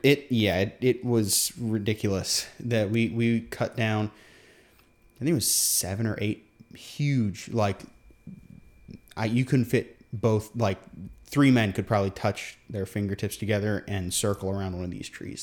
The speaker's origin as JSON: {"language": "English", "country": "Guam", "tie": "born or raised there", "said": "we grew up on Guam"}